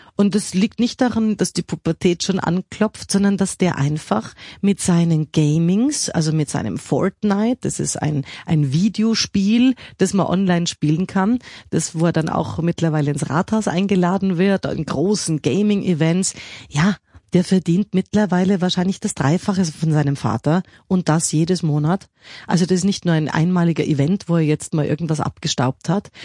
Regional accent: Krems, Lower Austria, Austria; also born or lived in Munich, Germany; bin in München geboren und in Österreich in die Schule gegangen und dann habe ich auch in Krems maturiert. Das heißt, die Eltern hatten so im Waldviertel so eine so eine 300 Jahre alte Mühle

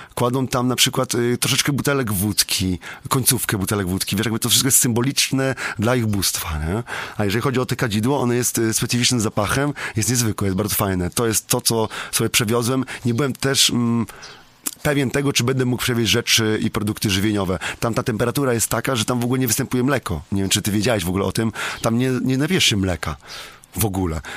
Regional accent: Słubice, Lubusz Voivodeship, Poland; u mnie w Subicach w moim mieście

